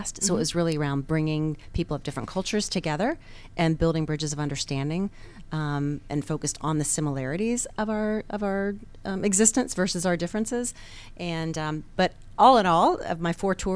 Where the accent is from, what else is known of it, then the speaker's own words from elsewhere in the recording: Atlanta, Georgia, United States; also born or lived in North Carolina / Boston; I went from North Carolina as a young child to Boston for about 6-7 years, and then came to the Atlanta area